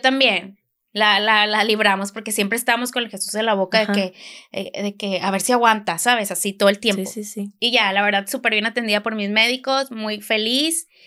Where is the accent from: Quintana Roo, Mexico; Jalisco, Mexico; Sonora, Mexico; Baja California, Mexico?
Sonora, Mexico; Hermosillo; now in Monterrey, Mexico; soy de Hermosillo, vivo aquí en Monterrey desde hace muchos años